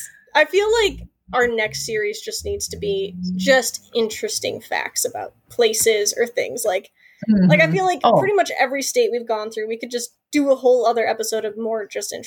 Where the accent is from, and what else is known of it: Michigan, United States